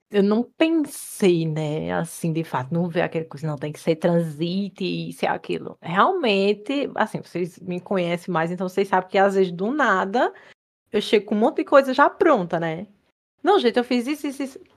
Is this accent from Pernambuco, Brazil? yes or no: yes; Pernambuco, Brazil; moved away; also born or lived in Campina Grande, Paraíba; Também sou nordestina, pernambucana, nascida e criada em Pernambuco